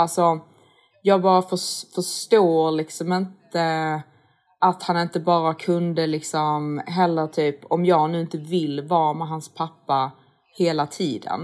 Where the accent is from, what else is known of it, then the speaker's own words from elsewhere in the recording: Sweden; man som svensk